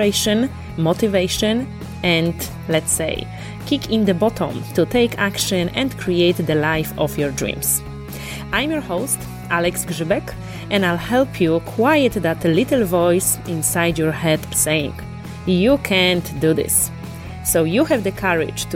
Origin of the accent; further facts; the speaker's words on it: Łódź, Łódź Voivodeship, Poland; moved away as an adult; also born or lived in Dublin, Ireland; my whole life I was living in Lodz, Poland. I was born there. I was going to school there.